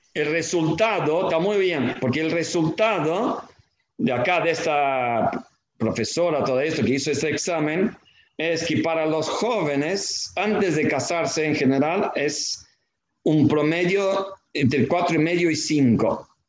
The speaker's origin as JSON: {"language": "Spanish", "country": "Argentina", "said": "como argentinos"}